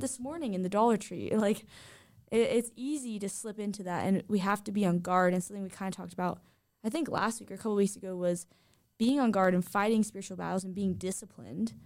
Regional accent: Southern California, United States; I grew up in Southern California

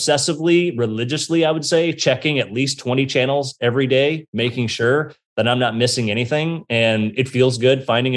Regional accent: Bay Area, California, United States; I grew up in California. I grew up in the Bay Area here

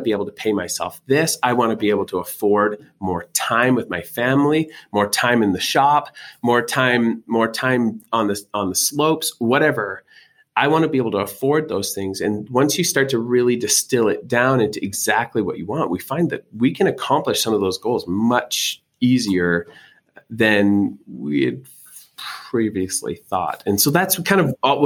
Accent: Canada; accent: Canadian; moved away as an adult; now in Utah, United States; I'm Canadian by birth

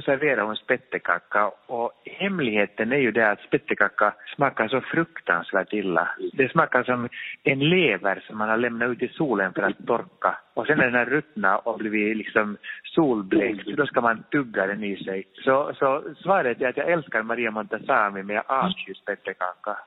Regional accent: Finland; moved away; jag är från Finland

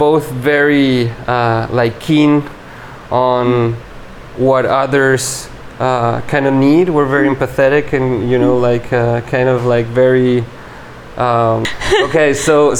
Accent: Uruguay; English is a second language; moved away; And when I go back to Uruguay, I've changed so much, and so many of my usual motors or you know, like mechanisms.

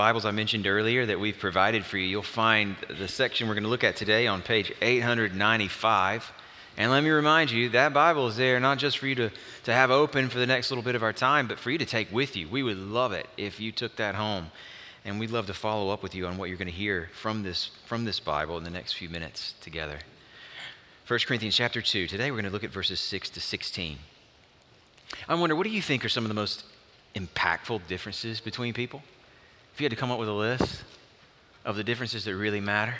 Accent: Alabama, United States; also born or lived in Auburn, Alabama / Frisco City, Alabama; as a kid, moved into rural Alabama, my dad took a church, First Baptist Church, Frisco City, and we relocated to that area

